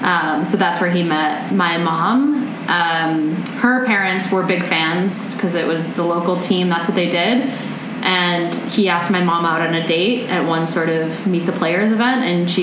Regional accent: Flint, Michigan, United States; now in Toronto, Canada; I grew up in Michigan.

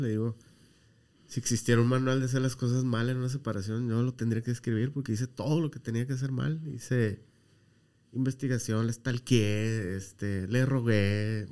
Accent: Baja California Sur, Mexico; moved away; por allá en mi tierra, que es Baja California

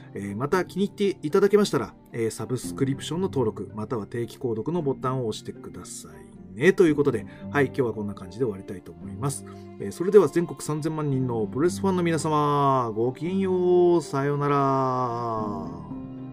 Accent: Koto ward, Tokyo, Japan; 俺の実家がね、俺の実家が江東区でして

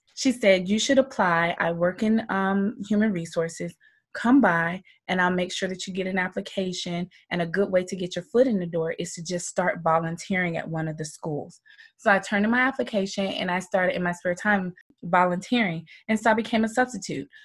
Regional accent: Moultrie, Georgia, United States; Southern girl. I'm from Georgia, small town called Moultrie, Georgia.

